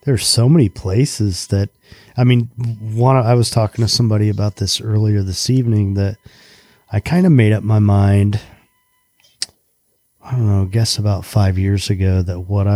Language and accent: English; Indiana, United States; moved away as an adult; now in Florida, United States; I grew up in Indiana and came down here when I was 23